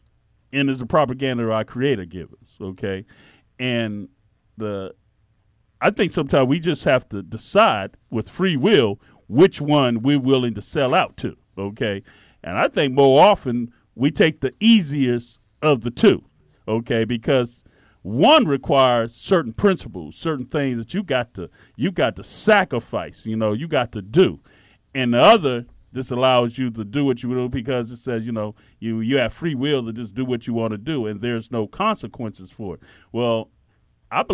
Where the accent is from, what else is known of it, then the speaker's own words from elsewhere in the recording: Miami, Florida, United States; I'm from Miami, okay? I remember my father used to take me fishing